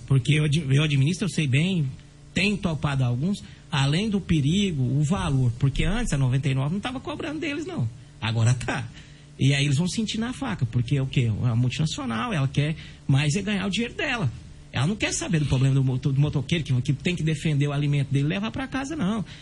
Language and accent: Portuguese; Brazil; nós somos brasileiros